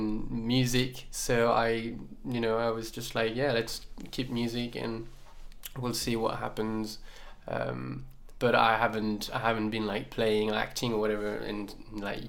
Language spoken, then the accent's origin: English; Saint-Étienne, Auvergne-Rhône-Alpes, France; moved away as an adult; also born or lived in Lyon; now in Paris, France; I'm not from Paris, I'm from a city called Saint-Étienne in the south of France, and so I moved when I was 18 to Lyon